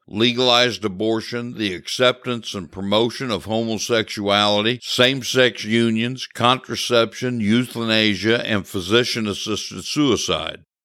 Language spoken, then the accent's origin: English; Missouri, United States; my home state of Missouri